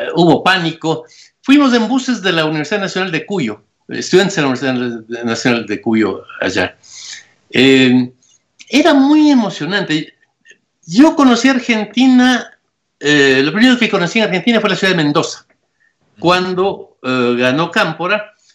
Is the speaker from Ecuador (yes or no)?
yes; Ecuador; yo nací en Ecuador y viví en la frontera de esas dos cosas